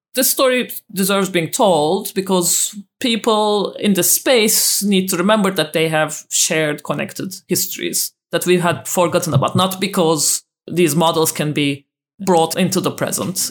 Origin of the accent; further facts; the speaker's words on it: Turkey; I grew up in Turkey myself